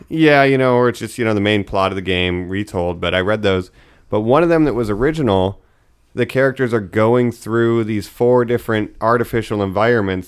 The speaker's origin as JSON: {"language": "English", "area": "Geauga County", "region": "Ohio", "country": "United States", "said": "I'm from Geauga County, Ohio"}